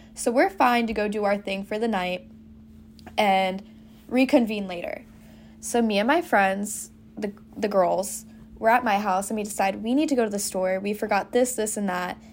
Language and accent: English; Central Florida, United States; also born or lived in Boca Raton, Florida; I'm originally from Florida, but I'm from Central Florida